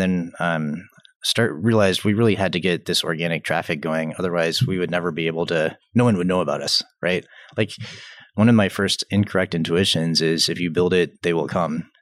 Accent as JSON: {"language": "English", "town": "Atlanta", "region": "Georgia", "country": "United States", "tie": "born or raised there", "said": "I grew up in Atlanta, Atlanta, Georgia"}